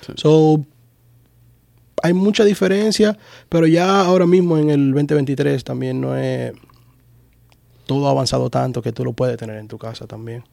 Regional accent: Santo Domingo Este, Distrito Nacional, Dominican Republic; now in Orlando, United States; Yo soy de Los Minas, la zona oriental. Ya tú sabes, mi gente de Los Minas, los Tigres, allá

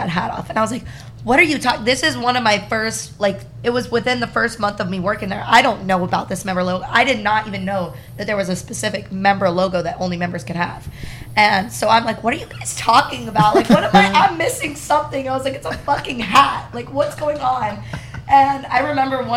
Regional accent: Destin, Florida, United States; I'm from Destin, Florida

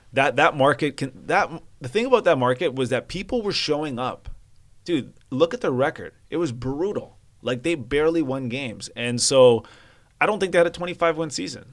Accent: Vancouver, British Columbia, Canada; I'm from Vancouver

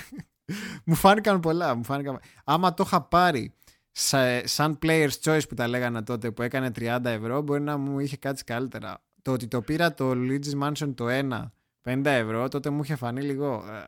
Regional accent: Greece; εγώ που είμαι Έλληνας

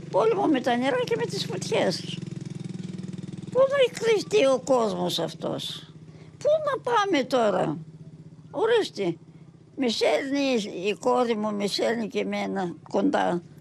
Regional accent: Thessaly, Greece

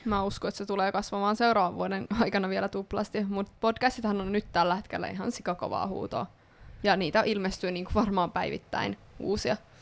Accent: Ostrobothnia, Finland; mua itseä pohjalaisena

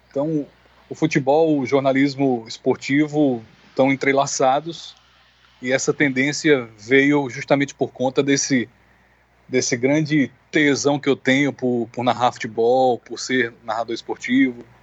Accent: Campina Grande, Paraíba, Brazil; also born or lived in Natal; eu que sou nasci em Natal, eu sou um potiguar de alma paraibana, porque passei a minha infância e adolescência em Campina Grande. Minhas raízes familiares são de Campina Grande

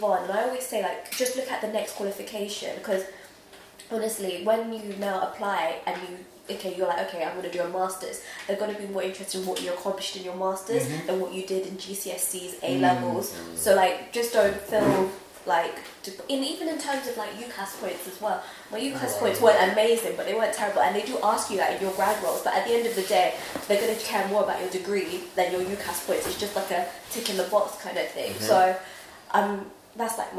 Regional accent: United Kingdom; also born or lived in Nigeria; I know I'm British, but I'm also Nigerian

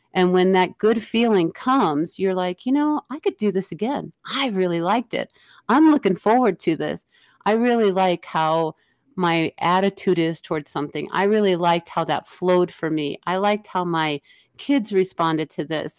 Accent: Illinois, United States; I grew up in the Illinois area

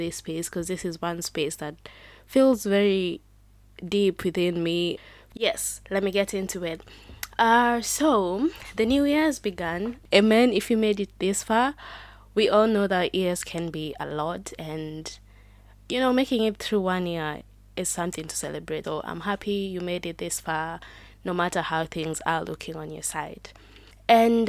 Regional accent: Kenya; I am proudly Kenyan

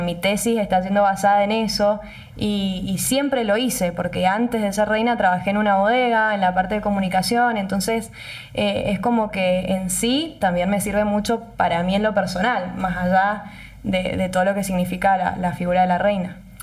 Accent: Tupungato, Mendoza, Argentina; yo nací en Tupungato, toda mi familia es de Tupungato, hice la primaria, la secundaria, tengo todos mis amigos en Tupungato

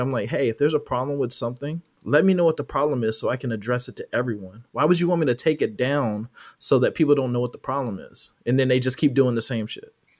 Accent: California, United States; now in Georgia, United States; I'm from California

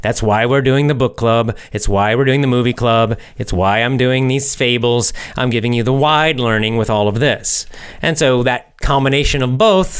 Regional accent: Russia; born there; I was born in Russia. I still live here.

